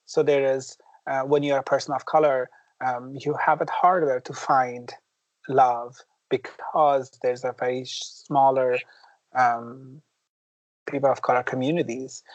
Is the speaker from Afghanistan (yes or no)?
yes; Afghanistan; English is a second language; now in Minneapolis, United States; growing up in Afghanistan